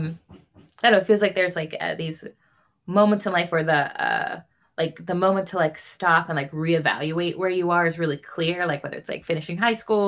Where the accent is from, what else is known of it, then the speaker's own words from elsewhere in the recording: Stockton, California, United States; moved away; Nick and I are both from Stockton, like both went to the same school